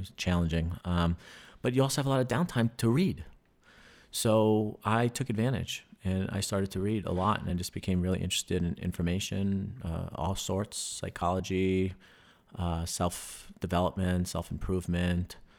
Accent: New York, United States; moved away; growing up in New York

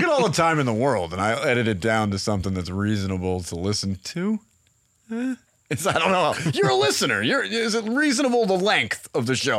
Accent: Massachusetts, United States; moved away; I got a message from a listener in Massachusetts, in fact, my home state.

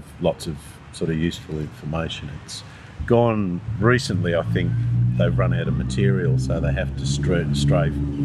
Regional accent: Manly, New South Wales, Australia; born or raised there

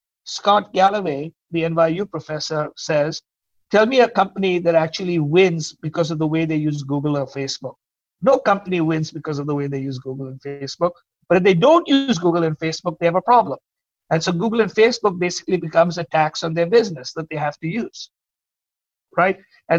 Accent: India; moved away; because I came from India, and I was, as you know, immigrants are forever looking at things from an outside perspective.

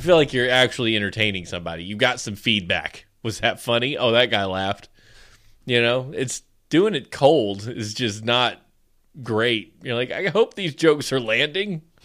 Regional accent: the South, United States; I'm from the South.

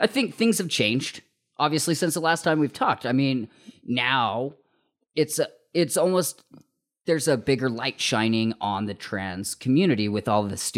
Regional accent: Utah, United States; growing up in Utah

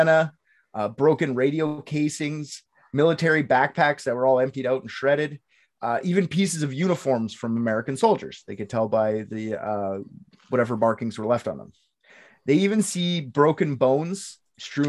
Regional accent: Canada; I'm Canadian

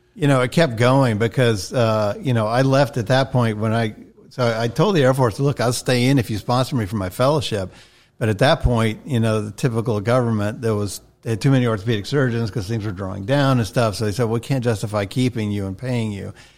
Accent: Atlanta, Georgia, United States; when I turned five, he became a citizen, and that's when we moved back to Atlanta

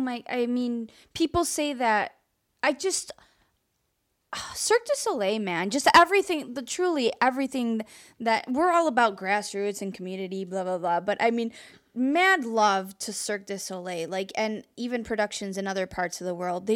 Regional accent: Mexico; I am from Mexico. We dance. We like to dance at things.

